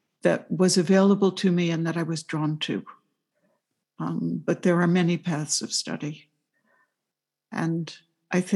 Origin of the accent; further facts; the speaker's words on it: New York City, New York, United States; I was growing up in New York City